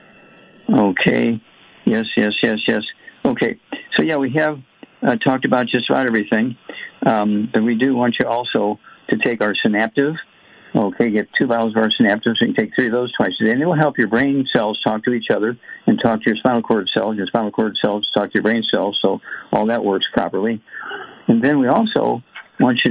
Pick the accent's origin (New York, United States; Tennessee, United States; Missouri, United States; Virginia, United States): Missouri, United States; my home state, Missouri, Big Mo